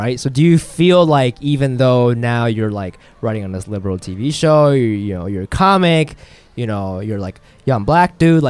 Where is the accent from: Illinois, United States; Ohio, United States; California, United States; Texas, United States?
Ohio, United States; now in New York, United States; I grew up in Ohio